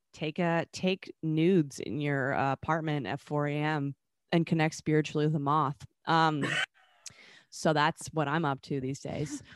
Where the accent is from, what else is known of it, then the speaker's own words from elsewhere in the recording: Vancouver, British Columbia, Canada; moved away; Vancouver, um, which is my hometown